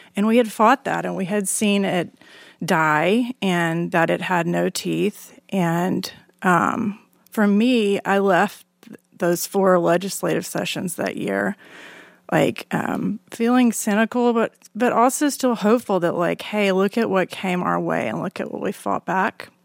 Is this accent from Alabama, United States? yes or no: yes; Alabama, United States; born or raised there; moved away